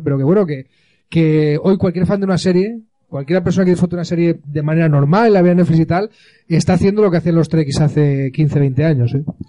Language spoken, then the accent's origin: Spanish; Alicante, Valencian Community, Spain; also born or lived in London; unos cuantos alicantinos